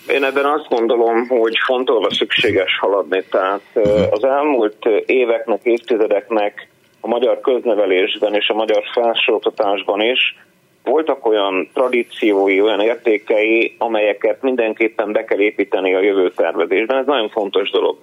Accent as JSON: {"language": "Hungarian", "town": "Tiszalök", "region": "Szabolcs-Szatmár-Bereg", "country": "Hungary", "tie": "born or raised there", "also_born_or_lived": "Budapest", "lives_now": "Nyíregyháza, Hungary", "said": "Én Iregyháza mellett uh-huh. egy kis településen, Tiszelökön születtem, ott dobban a szív."}